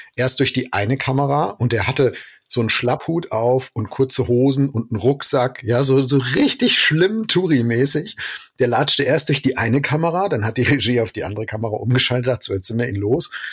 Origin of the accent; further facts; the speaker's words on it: Germany; als Deutsche